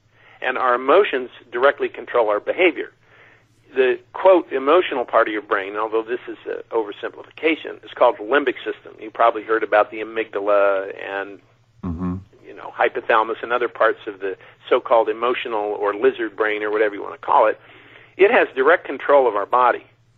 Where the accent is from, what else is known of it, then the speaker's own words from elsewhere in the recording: Mojave Desert, United States; when I grew up out in the Mojave Desert, we had a prayer that said, God help me to find the truth and avoid those who have.